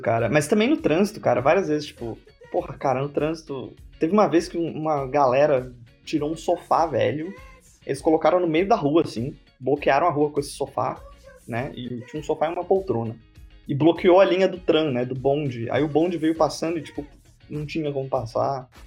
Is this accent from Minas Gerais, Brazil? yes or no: no; São Paulo, Brazil; moved away as an adult; also born or lived in Dresden, Germany / Portugal; now in Estonia; eu venho de São Paulo